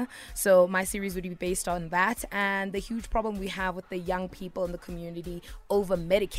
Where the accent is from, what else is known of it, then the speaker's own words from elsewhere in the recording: Kagiso, Gauteng, South Africa; my hometown is Kagiso. I'm from KG in the West Rand.